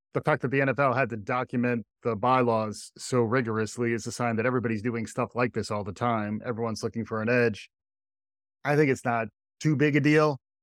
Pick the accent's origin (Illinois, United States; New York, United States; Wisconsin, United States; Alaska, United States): New York, United States; as a New Yorker